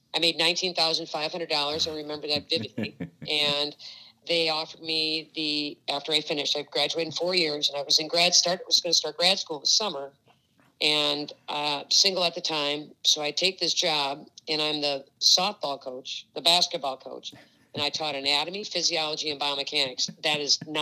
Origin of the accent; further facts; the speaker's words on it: Oregon, Wisconsin, United States; moved away as an adult; also born or lived in Madison, Wisconsin; now in St. Louis, United States; grew up in Oregon, Wisconsin. We moved there from Madison when I was 4 years old.